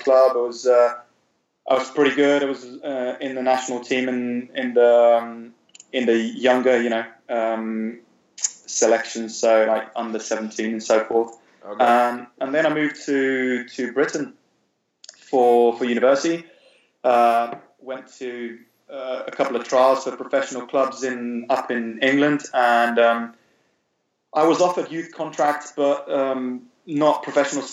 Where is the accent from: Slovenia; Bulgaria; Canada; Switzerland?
Slovenia; Ljubljana; English is a second language; also born or lived in London; we grew up in Ljubljana, Slovenia